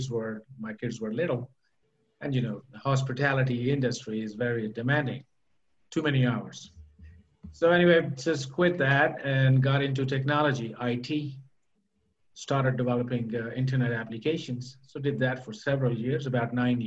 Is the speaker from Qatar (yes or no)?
yes; Doha, Qatar; also born or lived in Pakistan / United States; now in Querétaro, Mexico; I'm from Pakistan, but I was not born there. I was born in Doha, in Qatar. And, you know, my parents were from Pakistan, and I moved away from the Middle East, I should say, a while back, about 35 years